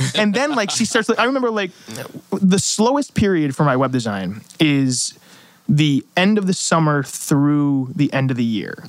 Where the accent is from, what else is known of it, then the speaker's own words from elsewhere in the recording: Ansonia, Connecticut, United States; moved away as an adult; now in Norwalk, United States; I love Ansonia. It's my hometown